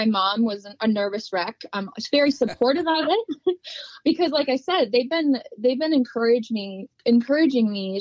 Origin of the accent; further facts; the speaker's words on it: La Crosse, Wisconsin, United States; I grew up in La Crosse, Wisconsin, and born and raised.